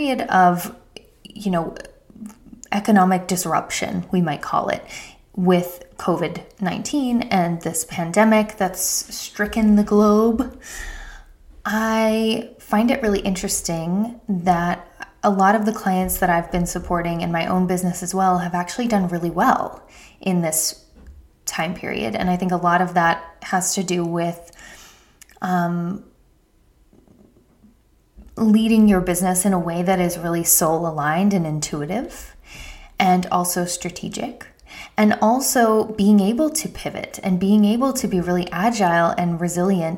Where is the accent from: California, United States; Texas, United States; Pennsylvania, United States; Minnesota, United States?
Pennsylvania, United States; outside of Philadelphia; I grew up outside of Philadelphia